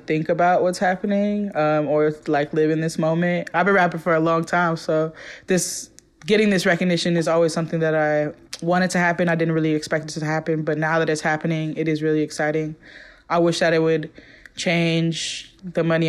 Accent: Oakland, California, United States; moved away as an adult; now in Brooklyn, United States; growing up in East Oakland

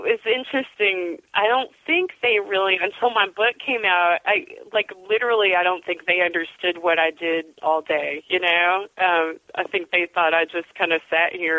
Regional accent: Bowling Green, Kentucky, United States; moved away; I grew up in Bowling Green, which is the home of the Corvette plant and Western Kentucky University

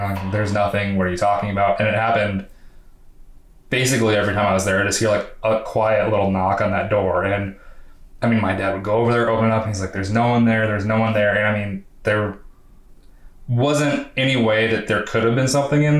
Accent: Iowa, United States; now in Atlanta, United States; I'm from Iowa, and basically all my life up until I came to Atlanta, I've lived in really rural, small farm towns

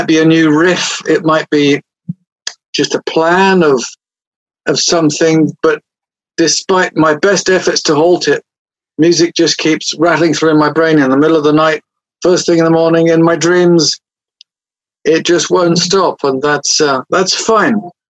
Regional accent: England, United Kingdom; Well, I'm English, but you know, the first tune I ever got to play as a kid on the harmonica … was one of them, so it wasn't all homegrown, you see.

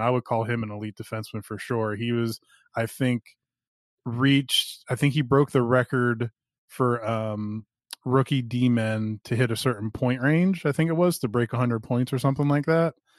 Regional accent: Philadelphia, Pennsylvania, United States; I'm from Philadelphia

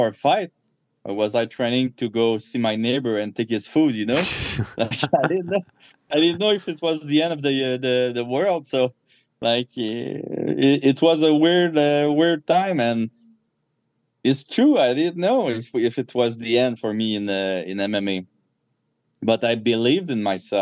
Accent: Canada; I'm a Canadian gangster

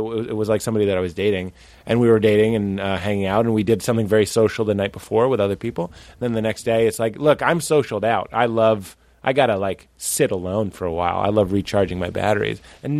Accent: New England, United States; I'm from the New England, so I eat eating scrods and fucking broads.

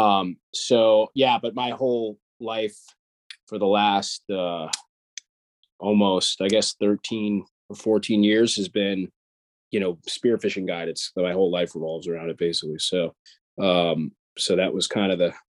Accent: New York area, United States; also born or lived in Long Island; I'm actually from the New York area

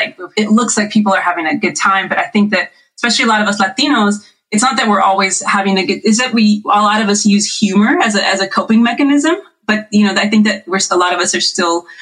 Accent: Riverside, California, United States; we're actually all staying together in our house that I grew up in Riverside in the IE

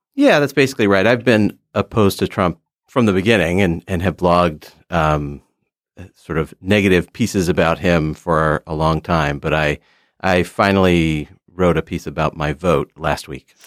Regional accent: United States; as an American

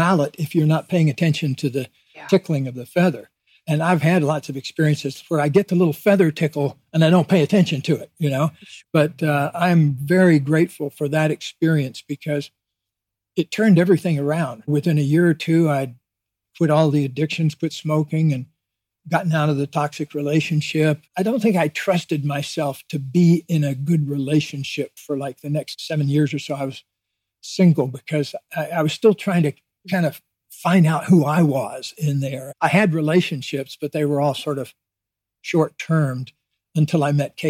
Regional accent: Deep South, United States; born or raised there

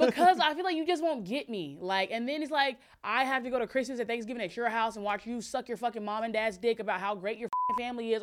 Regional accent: the South, United States; I'm from the South.

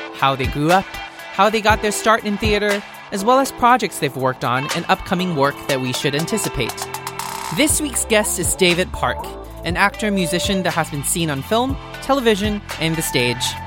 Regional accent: Singapore; moved away as an adult; now in New York, United States; I grew up in Singapore

